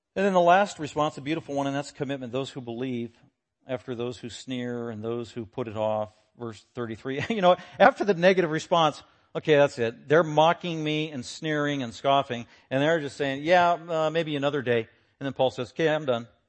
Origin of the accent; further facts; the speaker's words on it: Denver, Colorado, United States; I was born in Denver, nineteen sixty-six